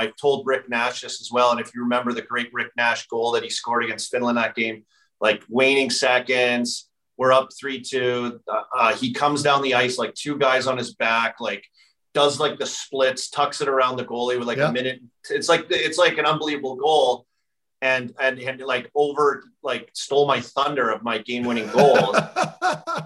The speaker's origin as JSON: {"language": "English", "town": "Saskatoon", "region": "Saskatchewan", "country": "Canada", "said": "I'm from Saskatoon"}